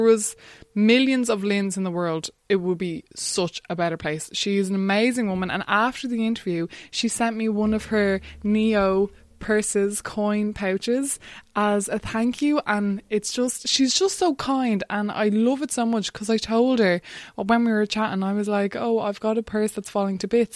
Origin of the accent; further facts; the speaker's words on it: Wexford, Leinster, Ireland; I grew up in Wexford.